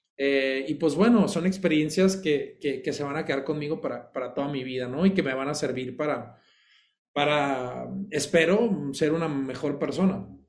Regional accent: Sinaloa, Mexico; siendo sinaloense

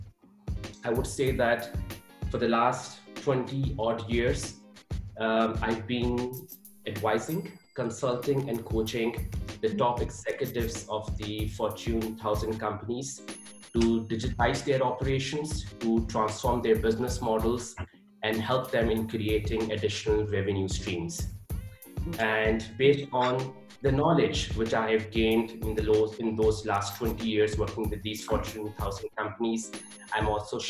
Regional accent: Pakistan; moved away as an adult; also born or lived in Hamburg, Germany; now in Munich, Germany; I was born and raised in Pakistan.

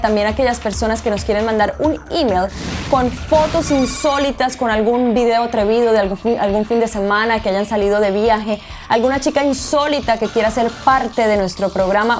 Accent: El Salvador; Yo soy del Salvador

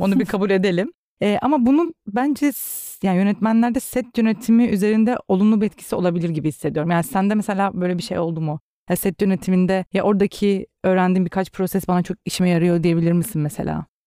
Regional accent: Rize Province, Turkey; Rize'de doğup büyüdüm

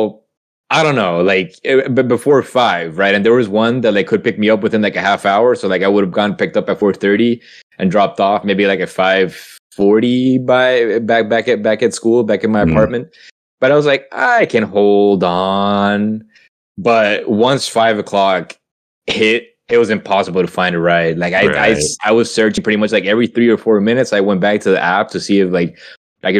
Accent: Honduras; now in Salem, United States; I grew up in Honduras

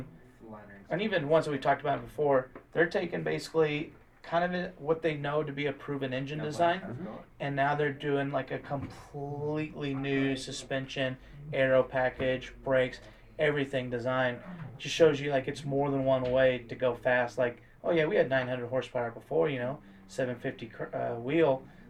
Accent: Kentucky, United States; I'm from Kentucky

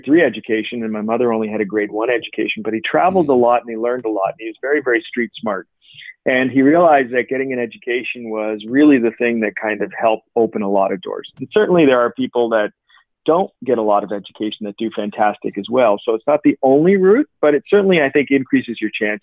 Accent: Toronto, Ontario, Canada; English is a second language; moved away as an adult; also born or lived in India / Chicago / Michigan; grew up in Canada, went through all of the junior school, middle school, and high school here in Etobicoke

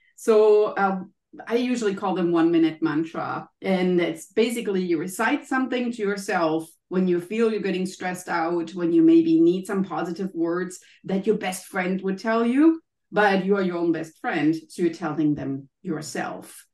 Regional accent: Germany; accent: German; English is a second language; as you can maybe hear from my accent, I'm German.

